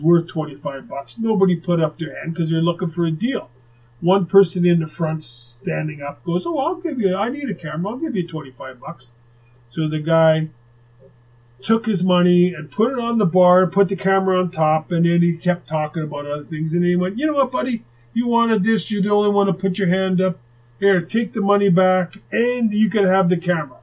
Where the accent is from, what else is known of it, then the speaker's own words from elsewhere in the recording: Winnipeg, Manitoba, Canada; while we're growing up in Winnipeg